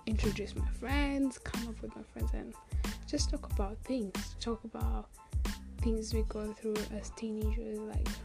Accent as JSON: {"language": "English", "country": "Kenya", "tie": "born or raised there", "moved": "yes", "lives_now": "Australia", "said": "I'm like Kenyan. I was born in Kenya, raised in Kenya."}